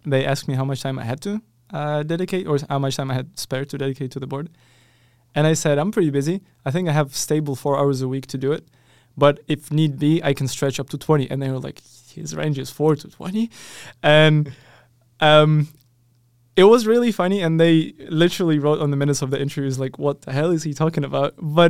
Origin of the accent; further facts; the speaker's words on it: Ukraine; moved away as an adult; so I come from Ukraine